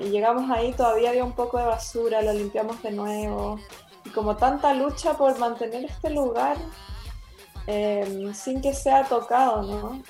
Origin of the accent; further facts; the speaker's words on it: Puerto Varas, Los Lagos, Chile; moved away as an adult; also born or lived in Valdivia / Chiloé; cuando era niña viví un tiempo en Puerto Varas y en Valdivia